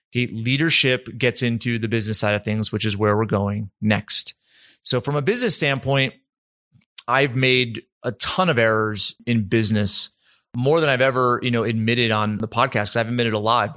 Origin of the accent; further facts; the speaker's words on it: East Coast, United States; now in Utah, United States; I grew up on the East Coast.